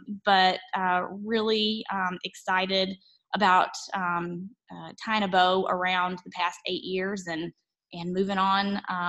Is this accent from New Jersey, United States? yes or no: no; rural North Carolina, United States; accent: twang; moved away as an adult; also born or lived in Raleigh, North Carolina / Columbia, Missouri; now in Kansas City, United States; So I grew up in North Carolina. Rural North Carolina, you might detect a little bit of a twang.